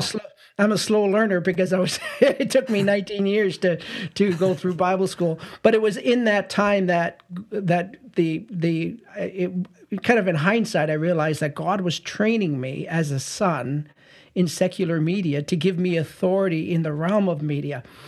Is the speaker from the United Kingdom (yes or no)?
no; St. Catharines, Ontario, Canada; born and raised in Saint Catharines, Ontario